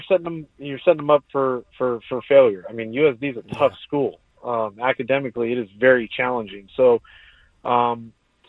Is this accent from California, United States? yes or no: yes; San Diego, California, United States; growing up in San Diego